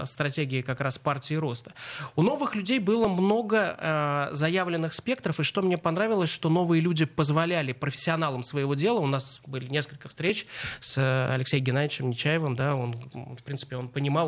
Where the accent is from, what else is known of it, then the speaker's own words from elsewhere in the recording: Saint Petersburg, Russia; мы, как петербуржцы, говорим, мы не только культурные, но мы и образовательная столица